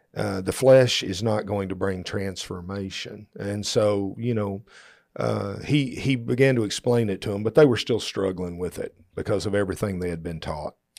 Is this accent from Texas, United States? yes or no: yes; Texas, United States; we're from Texas